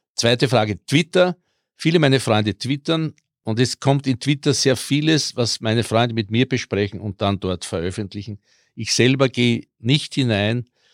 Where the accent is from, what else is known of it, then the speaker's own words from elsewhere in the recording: Vienna, Austria; accent: Viennese; first language Croatian; German is a second language; also born or lived in Burgenland; vor allem als Kroat, ich bin ja mit vier nach Wien gekommen, konnte nicht Deutsch